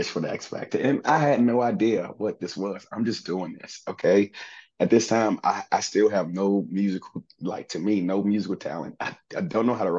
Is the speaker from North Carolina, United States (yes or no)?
no; Southaven, Mississippi, United States; also born or lived in Memphis, Tennessee; I was born in Memphis, Tennessee, but raised in South Haven, Mississippi